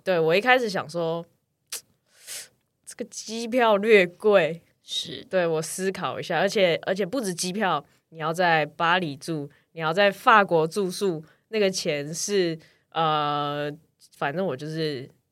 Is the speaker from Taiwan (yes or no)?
yes; Taiwan; 我们从台湾来